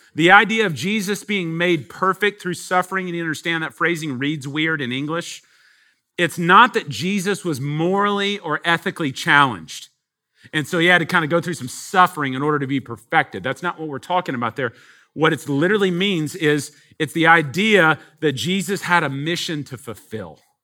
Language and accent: English; Texas, United States; we're from Texas. Um, we're out of town here, first time